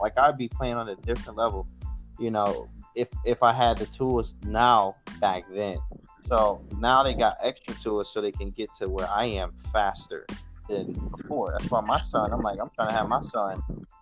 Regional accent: Detroit, Michigan, United States; I'm from Detroit, Michigan

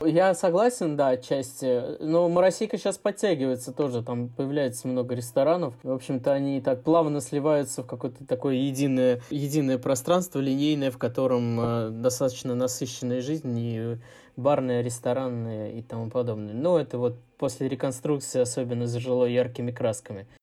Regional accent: Moscow, Russia; Я родился на Чистых прудах, э, жил рядом с Покровкой в Северчковом переулке

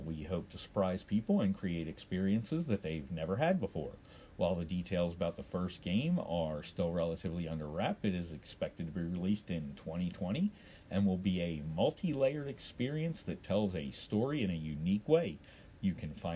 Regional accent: Baltimore, Maryland, United States; there are no reports coming in from my hometown because apparently Baltimore has gone dark

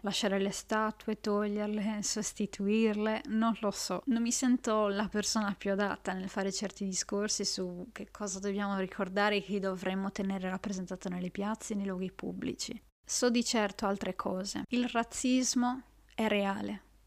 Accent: Italy; nel mio paese, l'Italia

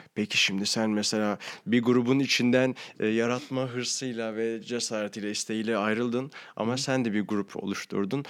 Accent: Ankara, Turkey; now in Istanbul, Turkey; zaten Ankaralıyım

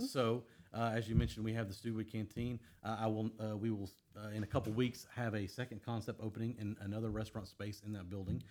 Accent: Houston, Texas, United States; I grew up here in Houston.

